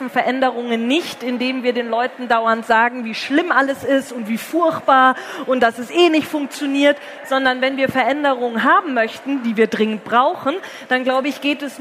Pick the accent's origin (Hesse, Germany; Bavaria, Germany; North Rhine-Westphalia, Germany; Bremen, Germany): Bavaria, Germany; Herrsching am Ammersee; eine Anti-Nazi-Demo in Hersching am Ammersee zu organisieren, wo ich herkomme